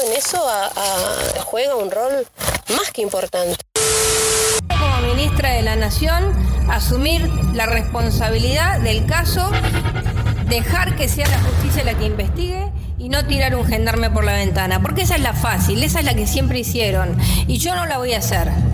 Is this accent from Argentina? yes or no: yes; Esquel, Chubut, Argentina; now in Trevelin, Argentina; vivo en Trevelin en este momento, pero nací en Esquel.